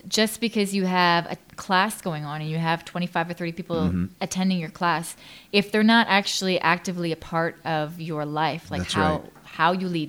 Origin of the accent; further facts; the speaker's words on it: Thailand; now in Canada; because I grew up in Thailand as a missionary's kid, and then I went to North America.